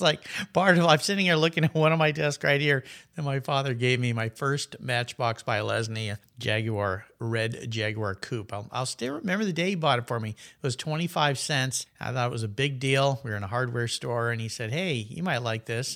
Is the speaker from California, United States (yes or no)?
yes; Southern California, United States; moved away as an adult; now in Pacific Northwest, United States; I moved from Southern California, where I grew up, was raised there, thought I'd never leave